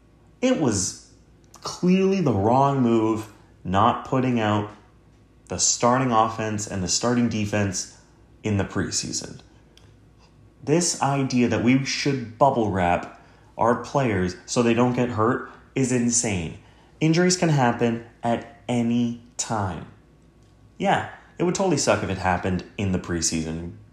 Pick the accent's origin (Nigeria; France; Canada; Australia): Canada